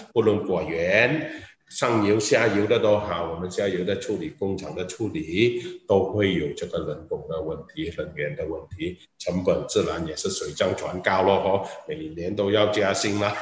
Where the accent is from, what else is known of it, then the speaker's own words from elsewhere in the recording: Malaysia; 我们马来西亚人